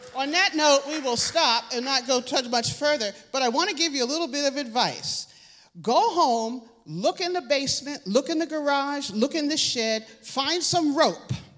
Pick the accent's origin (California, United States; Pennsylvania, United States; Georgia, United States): Pennsylvania, United States; Philadelphia; growing up in Philadelphia